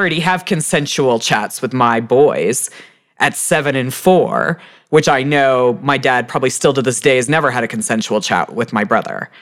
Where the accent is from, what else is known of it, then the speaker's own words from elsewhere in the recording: Texas, United States; moved away; also born or lived in Houston; I'm a Texan